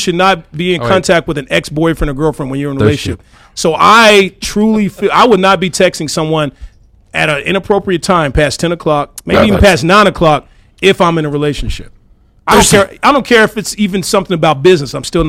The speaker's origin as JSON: {"language": "English", "region": "Arkansas", "country": "United States", "said": "I'm from Arkansas, man."}